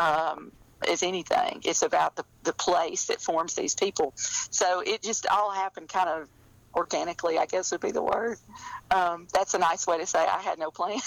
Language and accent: English; rural Alabama, United States; I, I grew up in Alabama. I grew up in rural Alabama